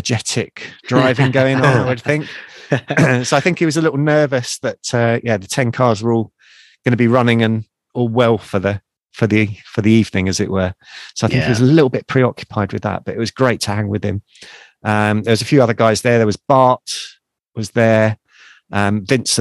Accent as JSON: {"language": "English", "country": "United Kingdom", "said": "being a Brit over there for the first time"}